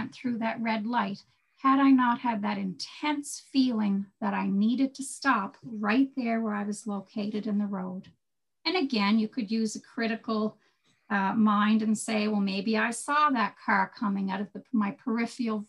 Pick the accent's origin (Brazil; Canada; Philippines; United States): Canada; Cape Breton, Nova Scotia; now in Prince Edward Island, Canada; I'm from Cape Breton, Bernie, so I might live in PEI now, but I'm from Cape Breton